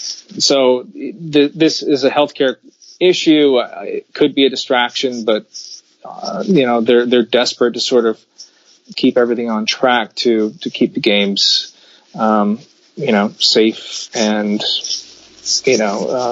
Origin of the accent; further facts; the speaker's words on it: United States; I'm an American